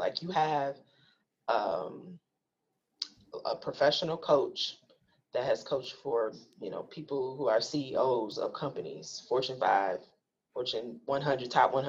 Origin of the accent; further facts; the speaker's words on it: Milwaukee, Wisconsin, United States; because I'm a Black filmmaker, because I'm from Milwaukee, of course, Black Lens will pick.